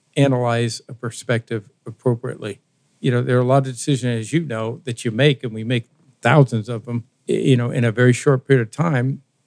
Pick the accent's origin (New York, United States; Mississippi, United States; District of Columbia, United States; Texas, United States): District of Columbia, United States; Washington; I grew up in Washington D.C.